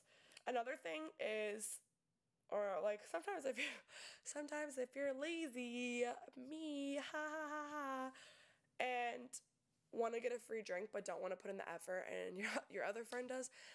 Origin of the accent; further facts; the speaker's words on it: Tampa, Florida, United States; I'm from Tampa, and us Tampa girls